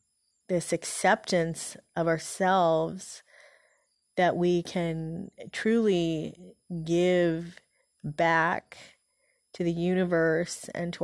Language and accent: English; Philippines; born there; You know, I was born in the Philippines, and so my dad, he was in the Peace Corps at the time there